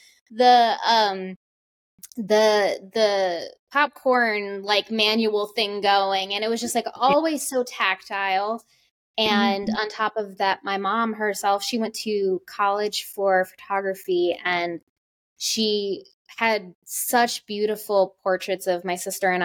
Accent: New York, United States; now in North Carolina, United States; I'm originally from New York, and I grew up with very creative women

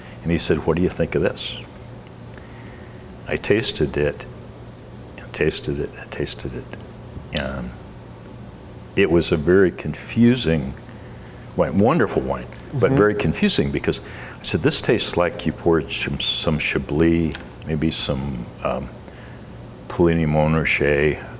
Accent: Portland, Oregon, United States; I was from Portland

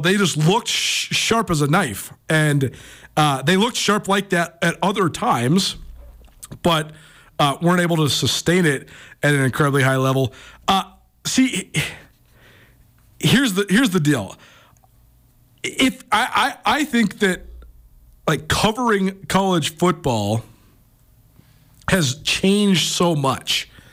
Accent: Missoula, Montana, United States; Missoula itself is just so cool, and I'm so, uh, proud to say it's my hometown

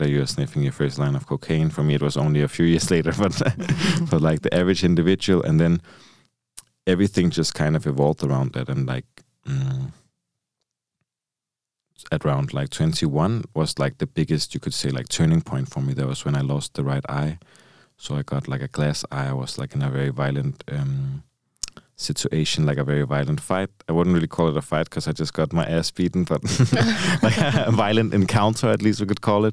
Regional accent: Copenhagen, Capital Region of Denmark, Denmark; I come from Copenhagen, so like the capital of Denmark. And it was a pretty rough neighborhood where I grew up

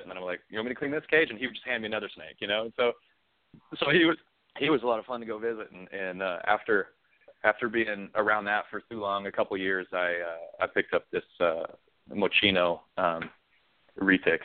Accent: Wyoming, United States; moved away as an adult; also born or lived in Montana / Kansas / Charleston; I grew up in I grew up in Wyoming most of my life

